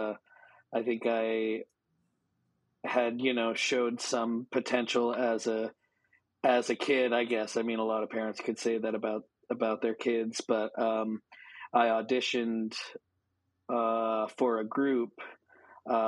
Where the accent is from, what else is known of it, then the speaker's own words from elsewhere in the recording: Maine, United States; moved away as an adult; now in San Diego, United States; I grew up on the East Coast, and I grew up in Maine